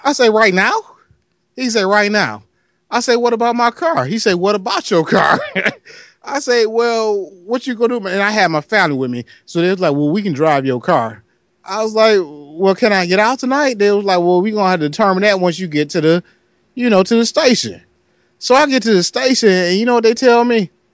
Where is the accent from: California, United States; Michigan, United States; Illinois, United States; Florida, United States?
Michigan, United States; Detroit; I'm from Detroit.